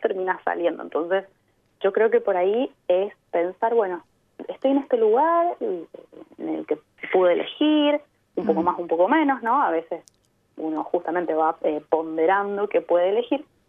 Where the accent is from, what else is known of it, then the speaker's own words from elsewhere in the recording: Mendoza, Argentina; moved away as an adult; also born or lived in Byron Bay, Australia; now in Adelaide, Australia; Yo vengo de Mendoza, mm. en Argentina, que al pie de los Andes, ahí al lado de Chile